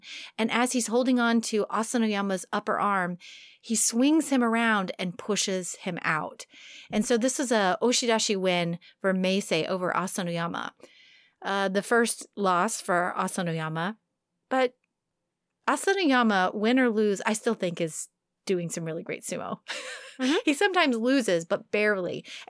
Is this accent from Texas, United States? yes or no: no; New York, United States; accent: New York; I can't do my New York accent anymore. I sound more like Boston.